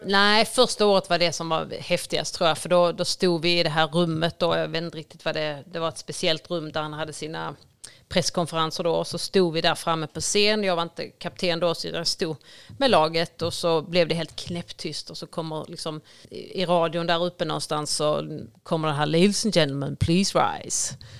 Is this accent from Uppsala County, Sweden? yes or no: no; Ängelholm, Skåne, Sweden; jag är uppvuxen på Strutmarken, eh, väldigt nära ishallen